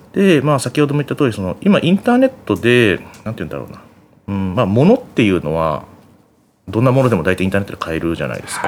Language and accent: Japanese; Yokohama, Kanagawa, Japan; 実家があの横浜の鶴見にあるんですけど